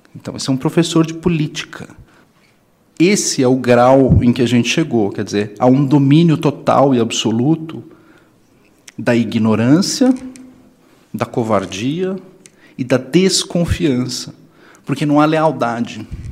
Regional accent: São Paulo, Brazil; eu sou de São Paulo

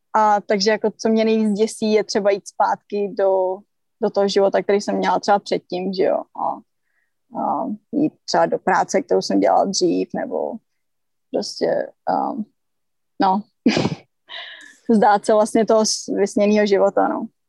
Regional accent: Czechia; my Češi, že jsme nevyrůstali prostě u oceánu

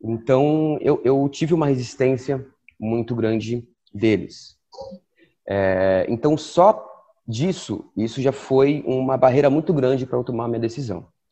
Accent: Santos, São Paulo, Brazil; Eu nasci em Santos, sou de Santos, e consegui um trabalho em Santos

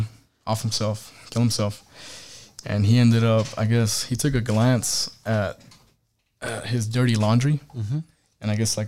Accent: Missouri, United States; So I'm from Missouri to 29 Palms, California.

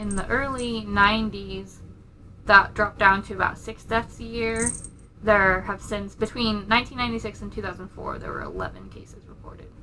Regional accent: United Kingdom; being British

